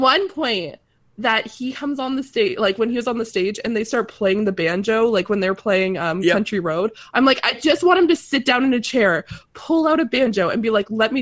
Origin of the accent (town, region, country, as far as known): Atlantic Canada, Canada; accent: East Coast